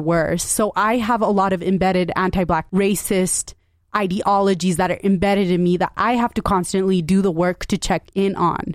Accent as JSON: {"language": "English", "town": "Salt Lake City", "region": "Utah", "country": "United States", "tie": "born or raised there", "said": "I grew up in Salt Lake as well"}